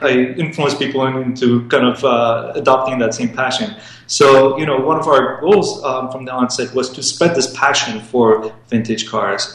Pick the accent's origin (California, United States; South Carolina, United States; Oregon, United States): California, United States; Los Angeles; also born or lived in Iran; I was born in Iran and uh, moved to Los Angeles with my family when I was uh, very young, nine years old